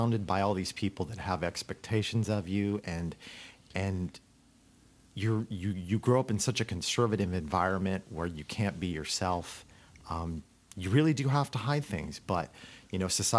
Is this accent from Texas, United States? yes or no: no; Orange County, California, United States; I grew up in Orange County